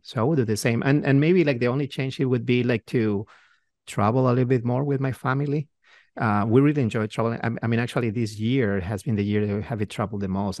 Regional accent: Peru; moved away as an adult; now in United States; we, we're from Peru, from South America

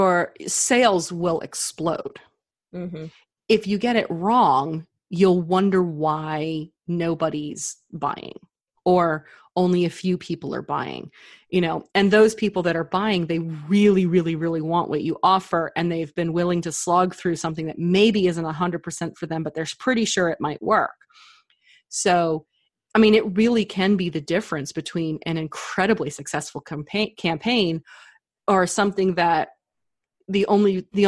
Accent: Texas, United States; down here in Texas, we say y'all a lot

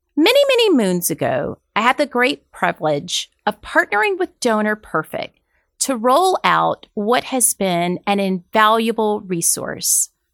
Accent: Deep South, United States; I'm from the Deep South

